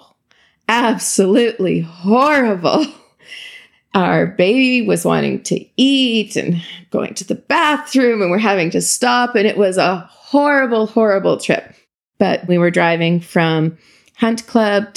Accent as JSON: {"language": "English", "town": "Imperial", "region": "Saskatchewan", "country": "Canada", "tie": "born or raised there", "moved": "as an adult", "lives_now": "Ottawa, Canada", "said": "I grew up in a small town in Saskatchewan called Imperial."}